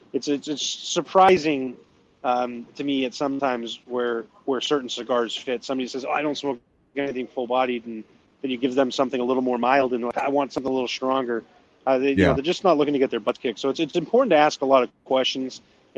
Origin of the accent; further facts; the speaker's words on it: New Brunswick, Canada; accent: New Brunswick; Like, I sound like I'm from New Brunswick, most if you listen. I probably sound New England to you guys because you got stronger yep. Canadian accents than I got.